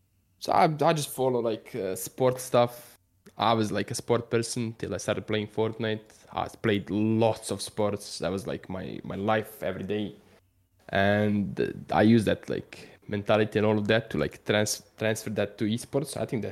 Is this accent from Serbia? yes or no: yes; Serbia; Like I grew up like in Serbia, when you watch stuff, that's what I do with like sports stuff.